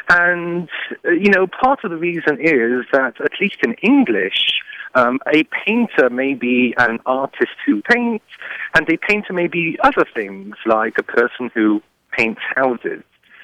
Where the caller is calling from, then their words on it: Champaign, Illinois, United States; I'm calling you from Champaign, Illinois.